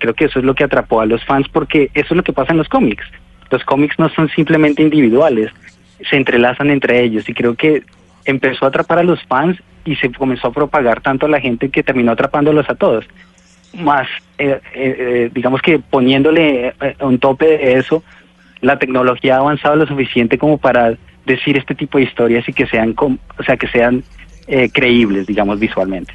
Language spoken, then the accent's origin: Spanish; Colombia; moved away; nosotros como colombianos